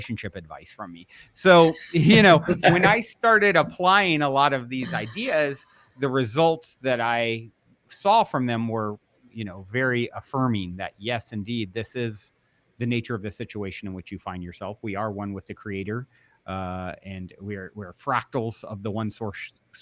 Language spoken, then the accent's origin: English; East Coast, United States; now in Los Angeles, United States; I currently reside in Los Angeles, the Los Angeles area, California, and I was raised on the East Coast